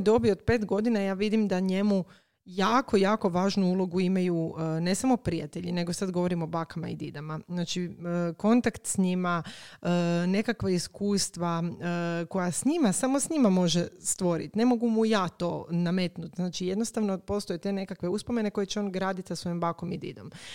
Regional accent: Croatia; kod nas u Hrvatskoj

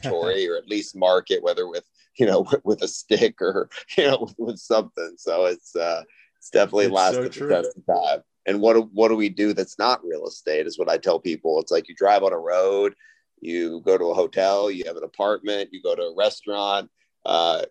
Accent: Austin, Texas, United States; It's my hometown where I was born and raised, and obviously where our headquarters is

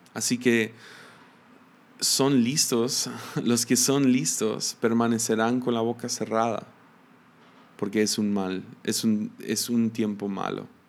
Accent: Mexico; como mexicanos

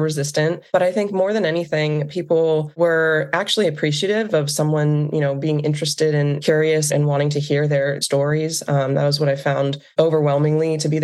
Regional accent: Western Pennsylvania, United States; growing up in Western Pennsylvania

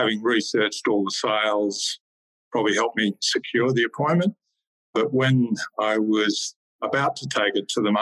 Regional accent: Warwick, Queensland, Australia; also born or lived in northern New South Wales / Sydney; now in Canberra, Australia; I was born and bred in Queensland

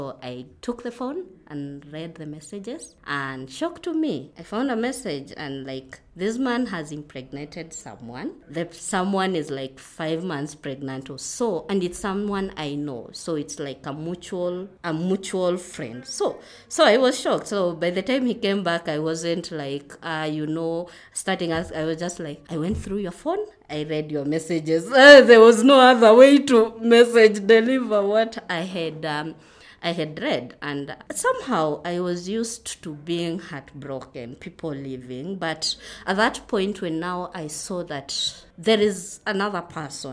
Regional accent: Kitale, Trans-Nzoia County, Kenya; now in Nairobi, Kenya; We come from Kitale. That's where my home is. But now I'm living in Nairobi.

